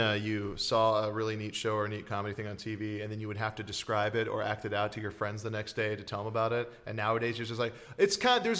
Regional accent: Hawaii, United States; I grew up in Hawaii

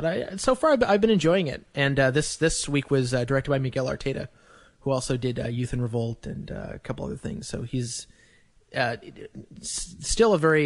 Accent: Canada; as a Canadian

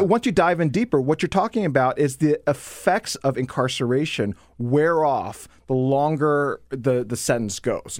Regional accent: Dayton, Ohio, United States; I'm from Ohio. I grew up in Ohio

